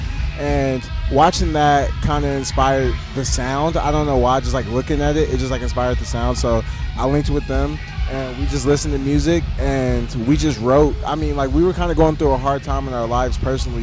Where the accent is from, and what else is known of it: Kansas City, United States